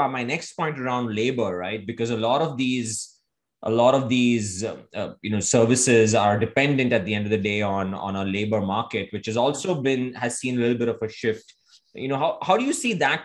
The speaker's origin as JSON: {"language": "English", "country": "India", "tie": "born or raised there", "moved": "yes", "said": "I grew up in India."}